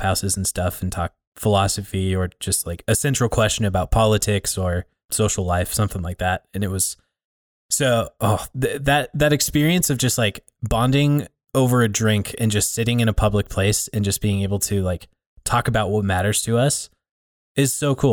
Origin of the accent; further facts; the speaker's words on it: Billings, Montana, United States; growing up in the area. There's a, there's a handful of churches here in the Billings area